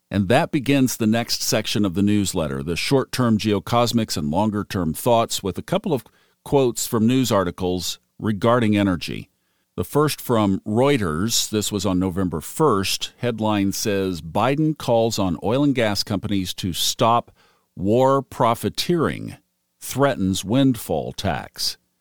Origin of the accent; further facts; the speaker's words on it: Oklahoma, United States; now in Smoky Mountains, United States; growing up in Oklahoma and having a grandfather who was in the energy arena